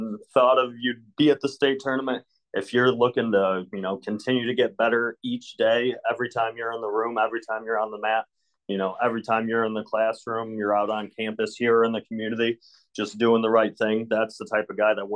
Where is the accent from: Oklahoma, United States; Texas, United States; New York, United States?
New York, United States; Windsor; moved away as an adult; also born or lived in Tampa, Florida / Adrian, Michigan / Oneonta, New York; I grew up in Windsor